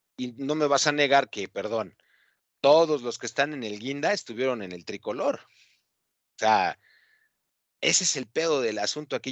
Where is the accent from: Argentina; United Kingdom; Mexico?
Mexico; soy mexicano